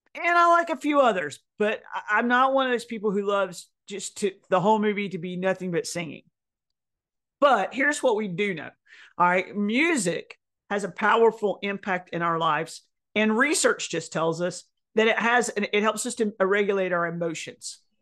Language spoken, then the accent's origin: English; Tennessee, United States; I'm from Tennessee